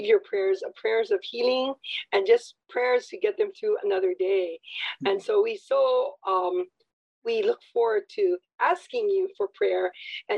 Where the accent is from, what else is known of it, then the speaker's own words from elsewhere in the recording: Maile, Hawaii, United States; I was from Maile